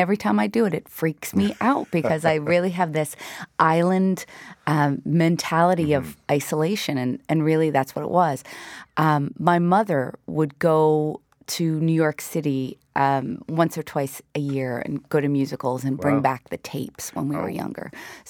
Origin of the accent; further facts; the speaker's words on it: Wabush, Newfoundland and Labrador, Canada; Well, it's interesting because we grew up in Wabush. So at that time, it was a real iron ore mining town.